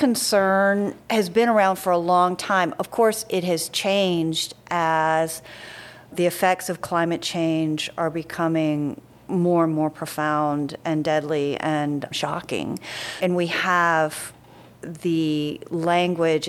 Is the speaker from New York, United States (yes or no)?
no; rural Tennessee, United States; I grew up in Tennessee, but my father was Bermudian